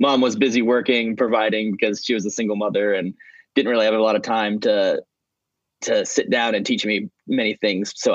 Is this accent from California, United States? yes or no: no; Kansas, United States; moved away as an adult; also born or lived in Roanoke, Virginia; now in Atlanta, United States; I moved to a suburb of Kansas City, Kansas, not to be confused with Kansas City, Missouri, much different, and lived in that suburb for about 10 years